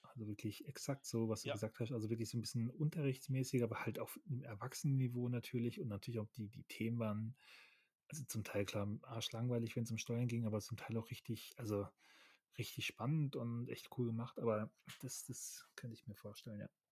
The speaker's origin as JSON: {"language": "German", "country": "Germany", "said": "Ich bin ja ein Deutscher"}